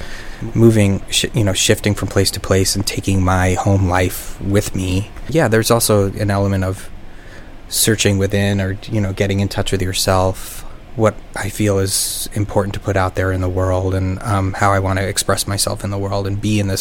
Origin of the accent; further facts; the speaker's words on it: New York City, New York, United States; moved away; also born or lived in Brooklyn; I was born in Flushing, and it does feel like home on some level here